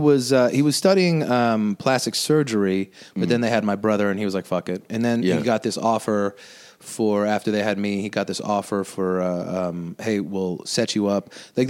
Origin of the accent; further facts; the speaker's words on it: Winnipeg, Manitoba, Canada; I was born in Winnipeg.